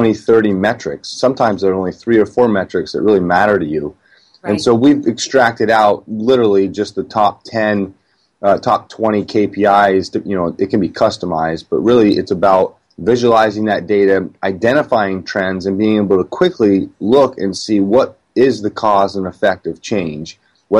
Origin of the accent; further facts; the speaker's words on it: Vermont, United States; moved away as an adult; also born or lived in Cape Cod / West Coast; I'm from New England and grew up in Vermont